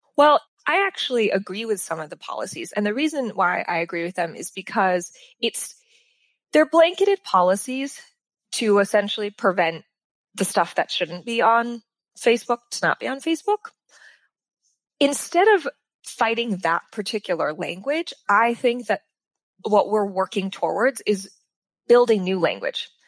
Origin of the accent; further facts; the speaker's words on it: Sacramento, California, United States; moved away as an adult; also born or lived in New York / Los Angeles; I grew up in Sacramento